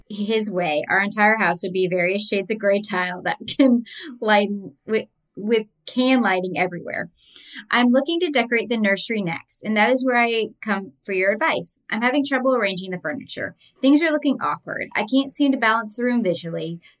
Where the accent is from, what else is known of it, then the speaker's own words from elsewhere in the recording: Virginia, United States; now in San Diego, United States; I'm from Virginia but live in San Diego. I have such a hard time with Southern California architecture and style.